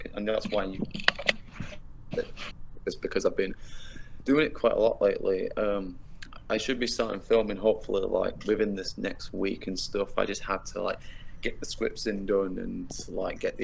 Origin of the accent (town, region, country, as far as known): Yorkshire and the Humber, United Kingdom; accent: British